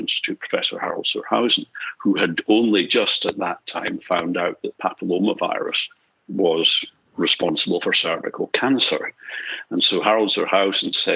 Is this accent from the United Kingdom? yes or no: yes; Edinburgh, Scotland, United Kingdom; moved away as an adult; also born or lived in Glasgow / Aberdeen; now in Australia; I was brought up in Edinburgh and then Aberdeen